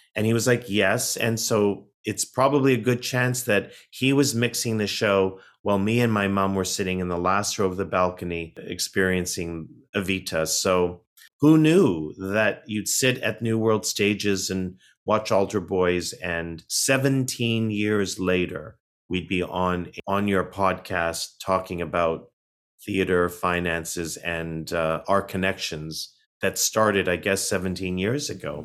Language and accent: English; Toronto, Ontario, Canada; as a young boy growing up in Toronto, Canada